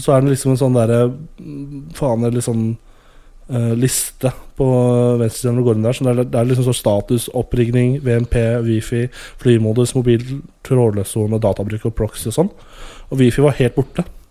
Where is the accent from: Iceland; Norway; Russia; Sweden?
Norway; Jeg er fra Skandinavia